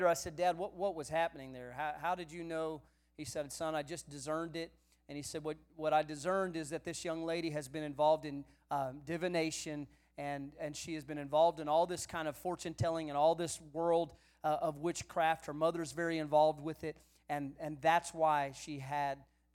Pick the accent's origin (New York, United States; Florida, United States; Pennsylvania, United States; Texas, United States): Texas, United States; San Antonio; I grew up in the San Antonio area of South Texas